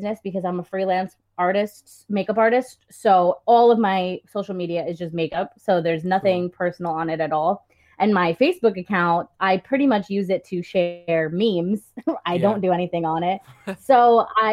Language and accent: English; New Jersey, United States; I'm from New Jersey